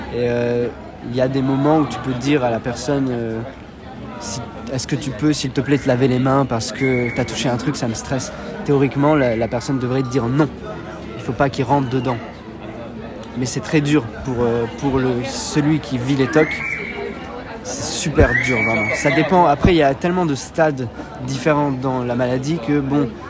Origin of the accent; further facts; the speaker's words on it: Switzerland; moved away as an adult; now in Paris, France; J'ai bon, grandi avec mes parents et un grand frère et une grande sœur en Suisse